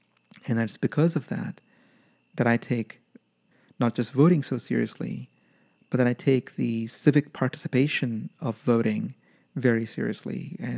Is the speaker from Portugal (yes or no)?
no; Yemen; about growing up in Yemen in a military dictatorship where I was just simply not allowed to vote because I was not Yemeni